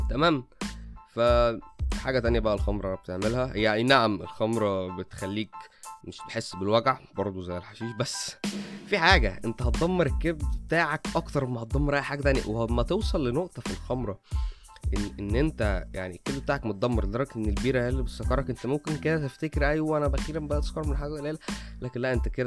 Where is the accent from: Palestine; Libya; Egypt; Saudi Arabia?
Egypt; عامه عندنا في مصر حاجه اسمها البني والاخضر